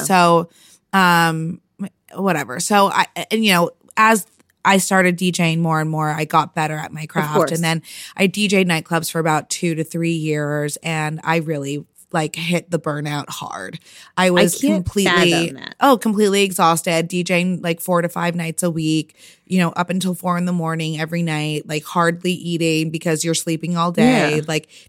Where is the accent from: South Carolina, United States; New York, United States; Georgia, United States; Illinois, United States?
New York, United States; And then I came home for the summer. I'm from New York. So I came home for a summer